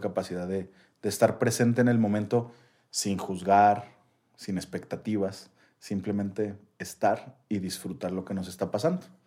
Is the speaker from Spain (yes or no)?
no; Mexico; como mexicano